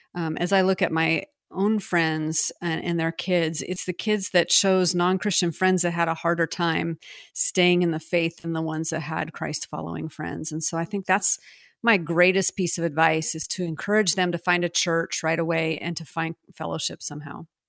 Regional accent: United States; also born or lived in France

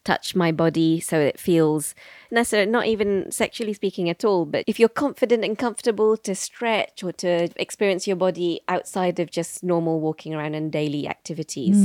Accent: Bristol, South West England, United Kingdom; also born or lived in London; I was born in London and I spent my first five years living in East London. And then at the age of five, we moved to Bristol

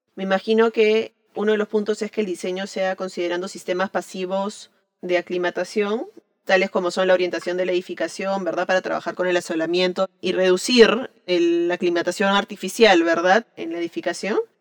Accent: Peru; soy arquitecta peruana

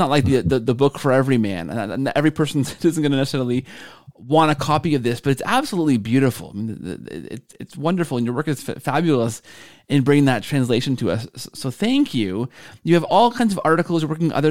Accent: Canada; we're both Canadian

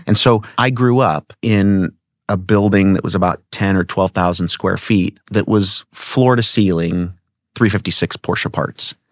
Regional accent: Newport Beach, California, United States; when I was born in seventy-four, um, I mean, I came home from Hogue Hospital in Newport Beach

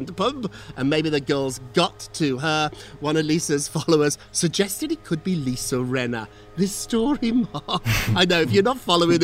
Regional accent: United Kingdom; moved away; As a Brit

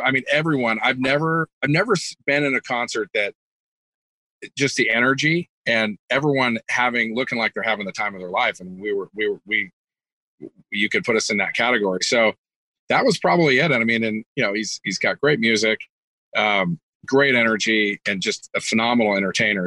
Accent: California, United States; moved away as an adult; also born or lived in Kentucky; I was originally from California, um, so families here, just great culture where where where I live, and and ended up moving back to my hometown

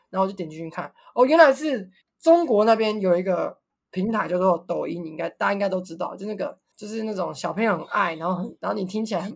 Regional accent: Taiwan; 你来台湾来一次就会知道为什么我们要反中共

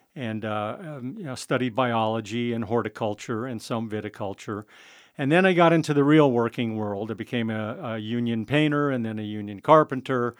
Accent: San Francisco, California, United States; also born or lived in Guerneville, California; I was born and raised in San Francisco

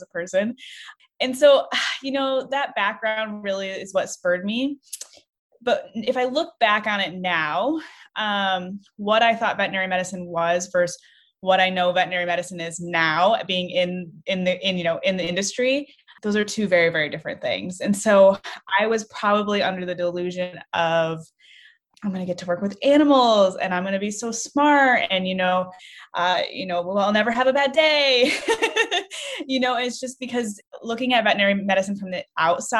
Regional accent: Michigan, United States; moved away as an adult; also born or lived in Northwest Ohio; now in Ohio, United States; I grew up in Michigan

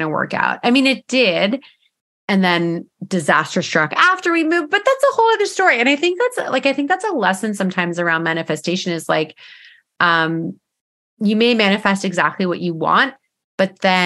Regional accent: Eastern Canada, outside of Toronto, Ontario, Canada; moved away as an adult; now in British Columbia, Canada; we're from Eastern Canada, outside of Toronto

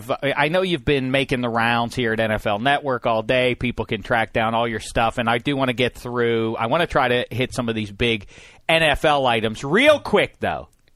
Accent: Pittsburgh, Pennsylvania, United States; Now, I'm from Pittsburgh.

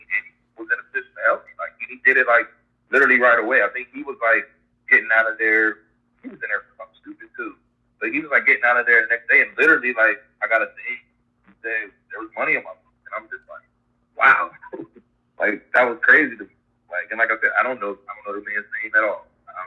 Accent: Ohio, United States; moved away as an adult; now in St. Petersburg, United States; I'm from Ohio originally, and now I live in St. Petersburg, Florida.

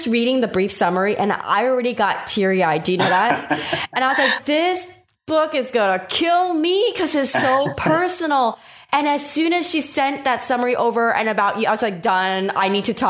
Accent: New York, United States; first language Taiwanese; English is a second language; even though I was born in New York, my first language was not English. I was sent to ESL because I was raised a little bit in Queens in New York

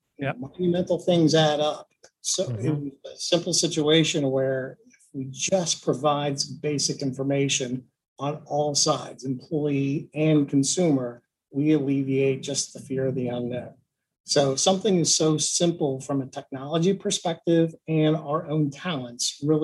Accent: Cincinnati, Ohio, United States; I grew up in Cincinnati.

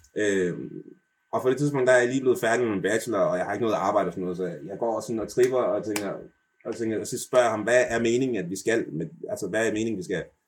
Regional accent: Denmark; jeg snakker altså rigtig dansk, og jeg er født i Danmark

